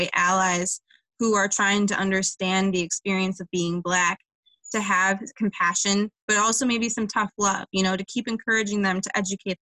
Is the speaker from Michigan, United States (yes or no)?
yes; Livonia, Michigan, United States; I live in Livonia, which has a strenuous past. It was a sundown town, which meant that it was, to summarize, it meant that it was legal to shoot a black person after dark. So like my hometown has healed a lot since then